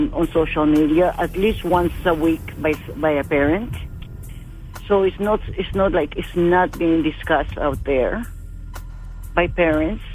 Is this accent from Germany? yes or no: no; Colombia; English is a second language; now in United States